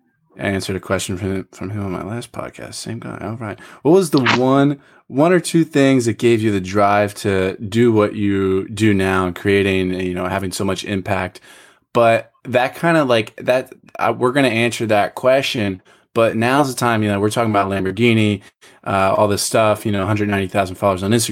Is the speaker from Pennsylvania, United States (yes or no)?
yes; Philadelphia, Pennsylvania, United States; I'm from Philadelphia